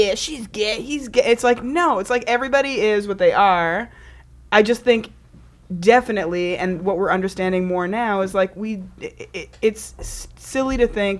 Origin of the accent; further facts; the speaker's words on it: Canada; I was born in Canada